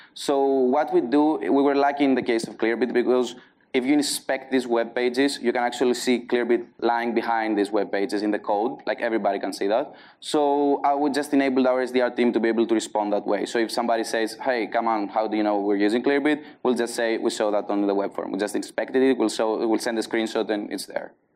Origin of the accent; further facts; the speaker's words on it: Greece; accent: Greek; English is a second language; also born or lived in Athens, Greece; my Greek accent. I now have a strong Greek accent